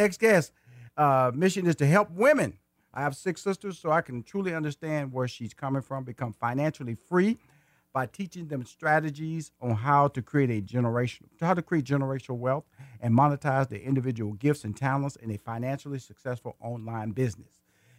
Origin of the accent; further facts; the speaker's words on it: Houston, Texas, United States; also born or lived in Atlanta, Georgia; In Houston, and I am a native Houston. I was born in Houston. I went to high school in Houston. I went to college in Houston. I got married in Houston. And I still live in Houston, and also live in Atlanta, Georgia.